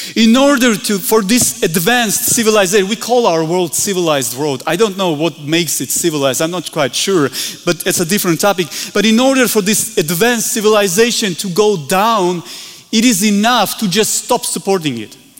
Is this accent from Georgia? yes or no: yes; Georgia; we're from the Republic of Georgia, far, far away, small country